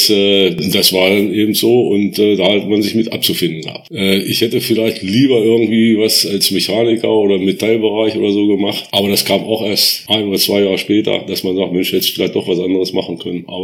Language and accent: German; Göttingen, Lower Saxony, Germany; Ich bin 1958 geboren in Göttingen und bin seitdem auch in Holten sind immer geblieben, nie irgendwo anders gewesen.